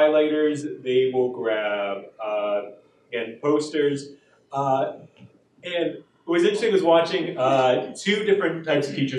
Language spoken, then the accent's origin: English; New Jersey, United States; moved away as an adult; now in Wichita, United States; I'm originally from New Jersey